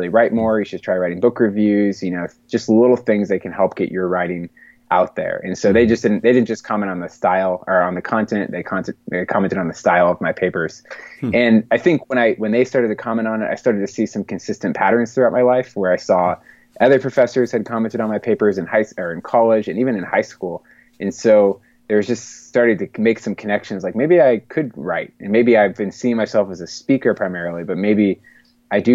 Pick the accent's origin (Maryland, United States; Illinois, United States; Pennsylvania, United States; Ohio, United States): Pennsylvania, United States; Bellevue; moving back to my hometown of Bellevue, which is a neighborhood right outside of Pittsburgh